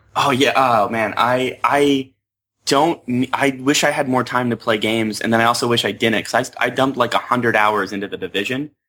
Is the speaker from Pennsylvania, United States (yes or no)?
yes; Pennsylvania, United States; I grew up in Pennsylvania